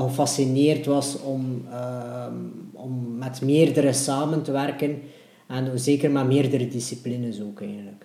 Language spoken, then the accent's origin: Dutch; Ostend, Flanders, Belgium; ik ben eigenlijk ook van de Vuurtorenwijk